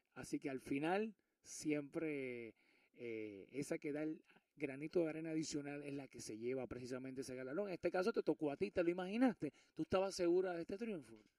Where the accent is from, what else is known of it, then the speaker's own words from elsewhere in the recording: Puerto Rico; moved away; hoy los micrófonos están en Puerto Rico, me encuentro en mi tierra, en mi querida isla del encanto